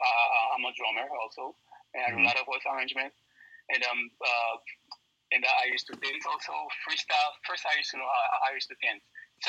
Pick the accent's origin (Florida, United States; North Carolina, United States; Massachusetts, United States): Massachusetts, United States; Weymouth; also born or lived in Haiti / Miami / New York / Long Island; I pretty much grew up everywhere. {S2} Okay. {S3} I grew up like in Miami, New York, Long Island, Brooklyn. But I spent more time in Weymouth, so I got to give it up for Weymouth.